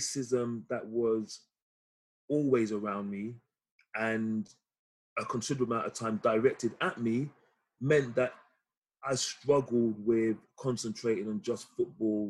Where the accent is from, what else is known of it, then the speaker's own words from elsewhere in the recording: London, United Kingdom; born and raised in Chelsea